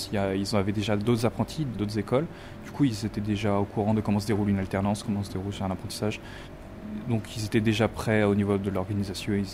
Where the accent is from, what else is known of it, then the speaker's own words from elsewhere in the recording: Île-de-France, France; Moi, je suis région parisienne, mais vraiment du côté campagne, vraiment dans le sud de, Paris. Je, suis pas de Paris même.